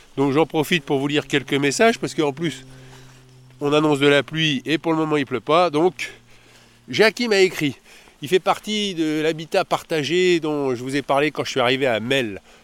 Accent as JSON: {"language": "French", "town": "Paris", "region": "Île-de-France", "country": "France", "said": "je suis de Paris"}